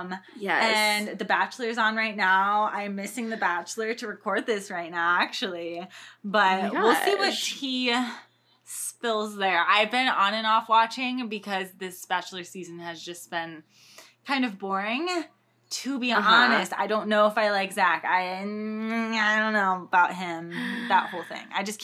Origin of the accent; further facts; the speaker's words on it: Winter Garden, Florida, United States; now in Los Angeles, United States; I'm from Winter Garden, Florida, and it's a little suburb away from Orlando, about 30 minutes from the park, but it's just a super cute little town, and it has a super historic downtown and lots and lots of fun things to do there.